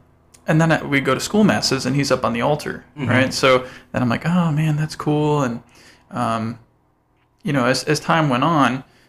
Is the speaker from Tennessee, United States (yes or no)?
no; Diocese of Gary, Indiana, United States; was born and raised Catholic. I'm a cradle Catholic, both of my parents. Mm-hmm. I'm a region rat, so I grew up in the Diocese of Gary.